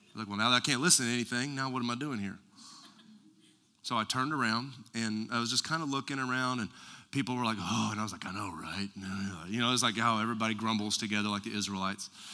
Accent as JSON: {"language": "English", "region": "West Texas", "country": "United States", "tie": "born or raised there", "said": "I was raised in West Texas."}